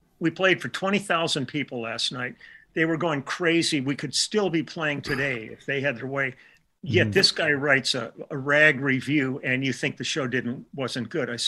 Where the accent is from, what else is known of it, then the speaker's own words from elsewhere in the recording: Milwaukee, Wisconsin, United States; I was born in Milwaukee